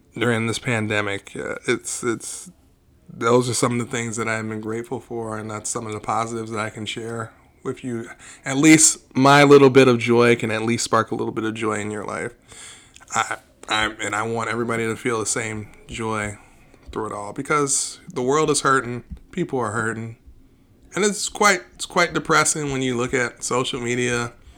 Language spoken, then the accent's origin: English; Aurora, United States; we grew up in Aurora